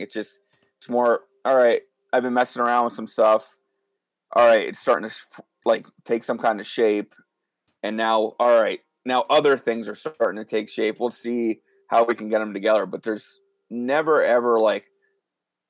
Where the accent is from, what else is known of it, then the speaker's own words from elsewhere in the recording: northeast Pennsylvania, United States; I'm from the northeast part of the state. Just I always tell everybody I'm from Wilkes-Barre just because that's where our music scene is here. But I live about 10 minutes south of Wilkes-Barre